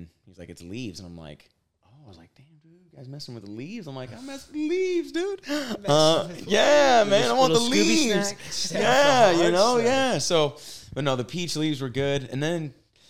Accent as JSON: {"language": "English", "region": "California", "country": "United States", "also_born_or_lived": "Missouri", "moved": "as an adult", "said": "… from California."}